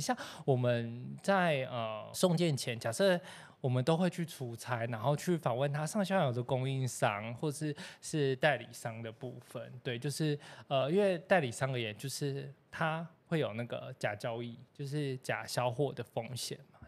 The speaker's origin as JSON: {"language": "Chinese", "region": "Taipei", "country": "Taiwan", "tie": "born or raised there", "said": "我就是土生土长的台北人"}